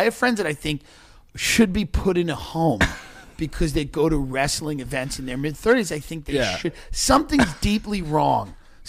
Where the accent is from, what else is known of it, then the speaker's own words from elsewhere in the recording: Long Island, New York, United States; accent: Long Island; You know, I'm from Long Island.